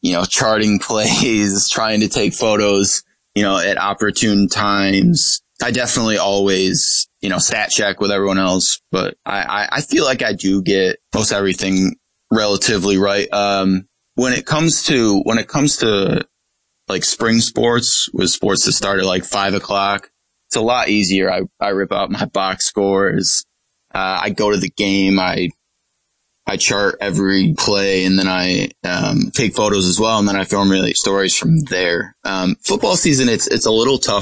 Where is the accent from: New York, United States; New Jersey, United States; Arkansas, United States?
New York, United States; Corning; When I was growing up in Corning